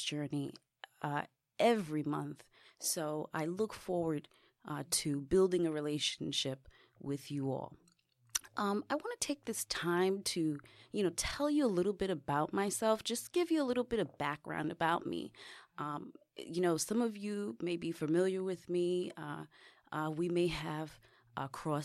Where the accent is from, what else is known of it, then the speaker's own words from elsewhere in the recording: New York City, New York, United States; I grew up in the Bronx